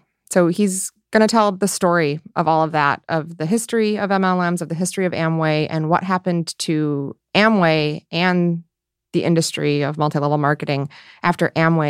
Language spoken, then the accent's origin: English; rural Michigan, United States; born or raised there; moved away